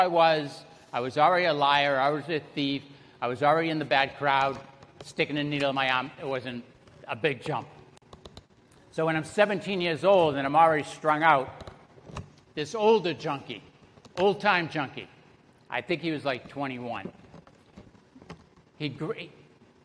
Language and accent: English; Salem, Massachusetts, United States; moved away; also born or lived in Broward County, Florida; I was born and raised in Salem, Massachusetts. You can probably tell by the accent.